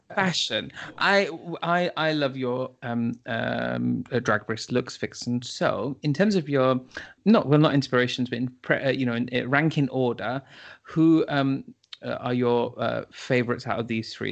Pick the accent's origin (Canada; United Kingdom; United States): United Kingdom; we are British